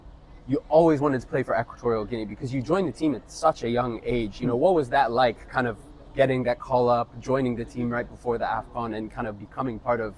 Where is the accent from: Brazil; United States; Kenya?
Kenya; moved away; also born or lived in United Kingdom; I grew up in Kenya, but moved to the UK.